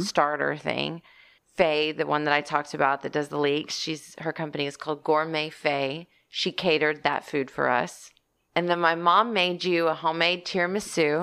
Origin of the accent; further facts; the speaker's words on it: Texas, United States; I'm from Texas